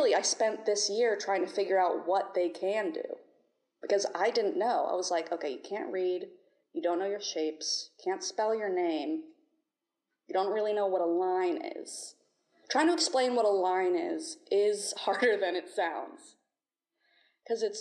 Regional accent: St. Augustine, Florida, United States; I'm from St. Augustine, Florida

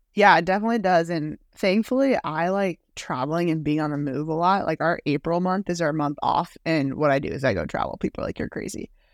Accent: Waltham, Massachusetts, United States; I grew up in Waltham, Massachusetts

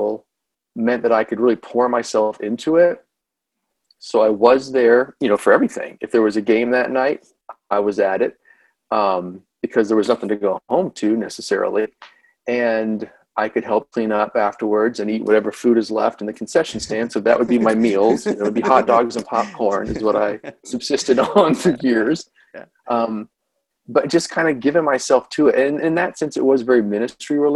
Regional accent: Lakeland, Florida, United States; moved away as an adult; also born or lived in Chattanooga, Tennessee / Hampton Roads, Virginia / Buffalo, New York; Lakeland, Florida, where I grew up

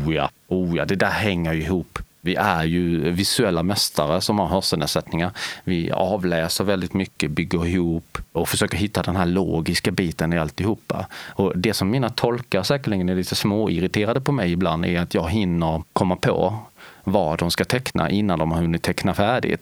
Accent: Lilla Högarnas, Skåne, Sweden; accent: Skånska; En liten, liten gruvort som ligger strax norr om Helsingborg längs med kusten i nordvästra delen av Skåne. Där är jag född och meddelen uppvuxen.

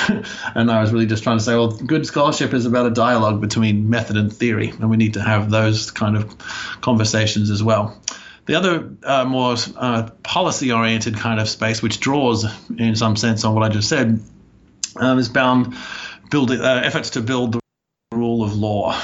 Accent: Australia; moved away as an adult; also born or lived in United States; I grew up in Australia

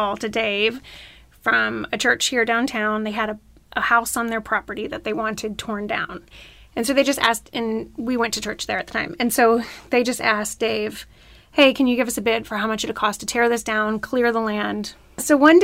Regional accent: Florida, United States; now in Arkansas, United States; I grew up in Florida

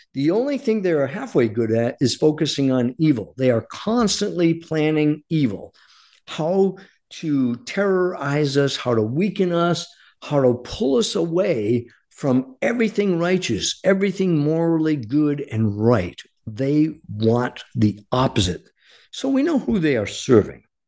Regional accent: United States; our duty as American citizens.

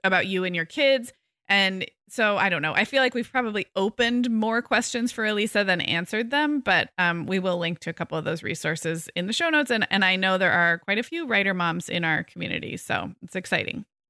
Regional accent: California, United States; I'm such a Californian

